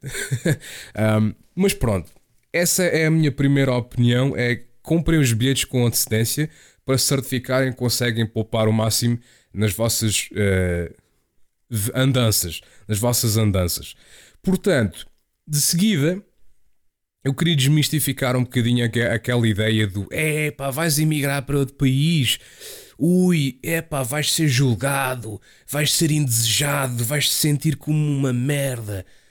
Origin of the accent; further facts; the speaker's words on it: Portugal; moved away as an adult; also born or lived in Chatham, England; quando eu saí de Portugal